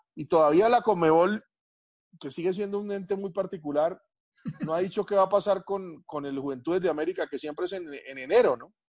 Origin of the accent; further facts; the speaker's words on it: Colombia; yo soy colombiano